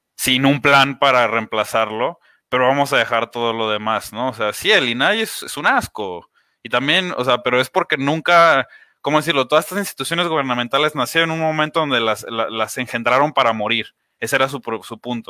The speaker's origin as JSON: {"language": "Spanish", "country": "Mexico", "said": "somos mexicanos"}